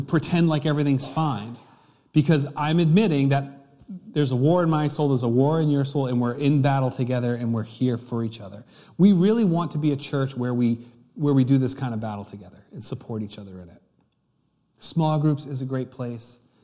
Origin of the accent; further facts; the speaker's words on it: United States; a English-speaking American